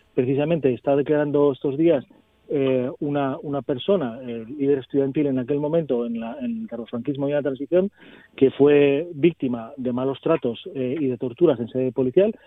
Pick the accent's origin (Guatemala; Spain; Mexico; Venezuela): Spain; Asturias; tanta legitimidad tenemos nosotros como asturianos